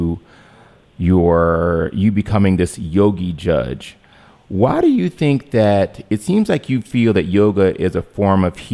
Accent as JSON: {"language": "English", "town": "Cleveland", "region": "Ohio", "country": "United States", "tie": "born or raised there", "said": "we grew up together there in Cleveland"}